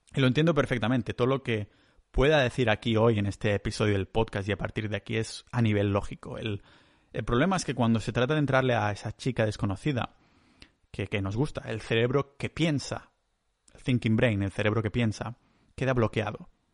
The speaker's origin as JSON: {"language": "Spanish", "region": "Catalonia", "country": "Spain", "said": "soy un catalán"}